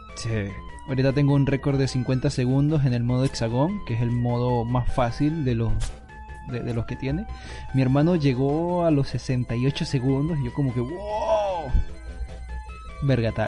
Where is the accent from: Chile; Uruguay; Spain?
Spain; yo, soy, español